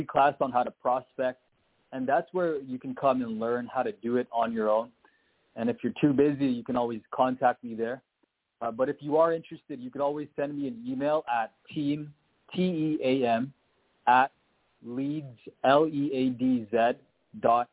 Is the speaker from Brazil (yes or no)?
no; Canada; I'm Canadian.